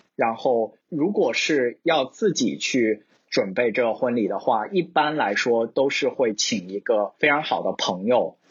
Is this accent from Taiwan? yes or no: no; China; moved away as an adult; also born or lived in Shanghai; now in Seattle, United States; 其实我们就是从，呃，从中国来的朋友们，大家还有蛮多资源可以从国内 撸的